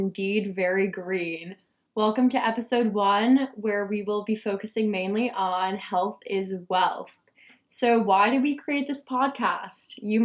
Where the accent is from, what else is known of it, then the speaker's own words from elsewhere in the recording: Ridgewood, New Jersey, United States; moved away; I'm from New Jersey in a town called Ridgewood